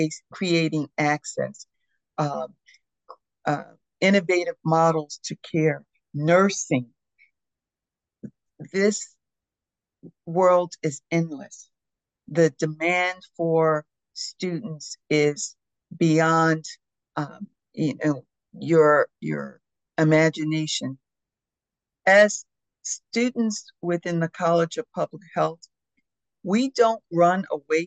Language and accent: English; Philadelphia, Pennsylvania, United States; As a child, growing up in the Philadelphia community